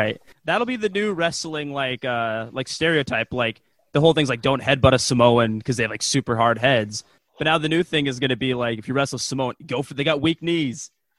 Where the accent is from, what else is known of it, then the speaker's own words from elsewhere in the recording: United States; me, as an American